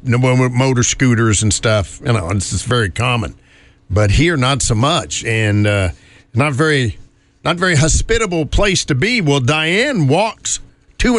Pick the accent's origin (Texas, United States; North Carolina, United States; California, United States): North Carolina, United States; moved away; riding in the back of the bus in my home state